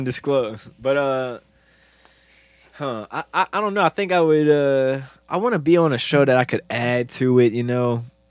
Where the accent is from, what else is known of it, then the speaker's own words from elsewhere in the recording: New Orleans, Louisiana, United States; We're from New Orleans.